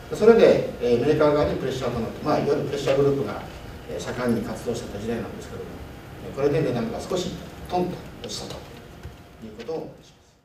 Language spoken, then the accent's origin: Japanese; Yamagata, Japan; 私もですね山形出身なんですが